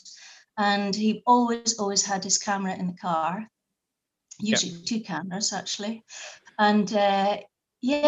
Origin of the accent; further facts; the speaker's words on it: South Uist, Scotland, United Kingdom; when I was a child growing up in South Uist